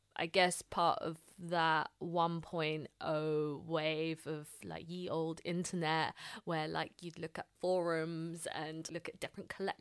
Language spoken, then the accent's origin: English; London, United Kingdom; I grew up in London, a staunch Londoner